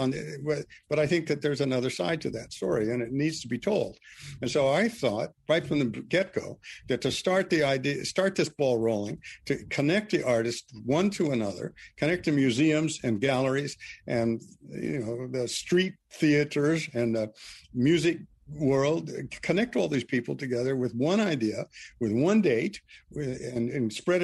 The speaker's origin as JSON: {"language": "English", "town": "Missoula", "region": "Montana", "country": "United States", "tie": "born or raised there", "also_born_or_lived": "Vancouver Island", "said": "my hometown, Missoula"}